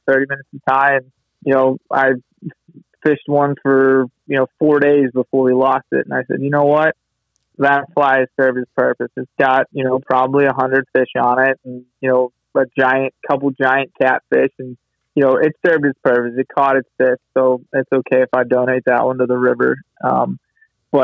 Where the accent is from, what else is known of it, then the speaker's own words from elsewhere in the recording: Chesapeake Bay area, United States; growing up on the Chesapeake and being originally being kind of a saltwater guy